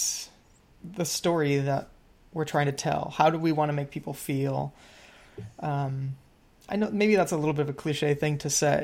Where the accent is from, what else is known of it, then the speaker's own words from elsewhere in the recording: Midwest, United States; we're from the Midwest, different sides of the Midwest